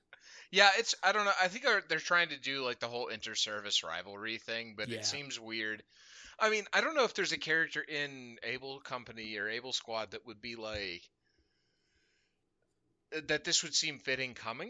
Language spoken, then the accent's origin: English; Pittsburgh, Pennsylvania, United States; we grew up in Pittsburgh